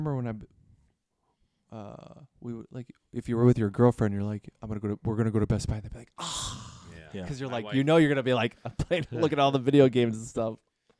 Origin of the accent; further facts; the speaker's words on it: Detroit, Michigan, United States; Like, I'm from Detroit. I'm a Detroit Pistons fan, and I don't like the Bulls.